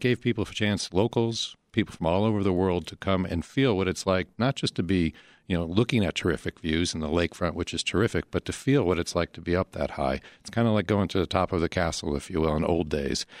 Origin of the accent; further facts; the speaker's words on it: Chicago, Illinois, United States; as Chicagoans